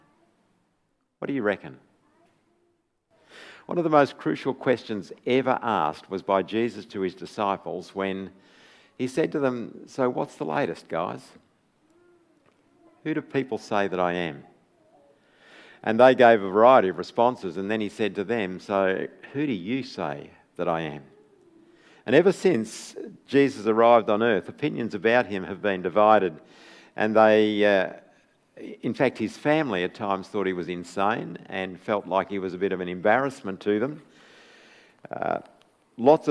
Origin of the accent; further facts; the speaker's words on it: Bendigo, Victoria, Australia; moved away as an adult; Born and bred in Bendigo. Left when I was 18, but it's always good to come back